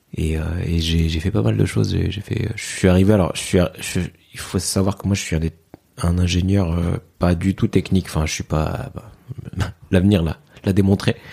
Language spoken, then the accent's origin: French; Fez, Fès-Meknès, Morocco; moved away; j'ai grandi au Maroc, à mhm. Fès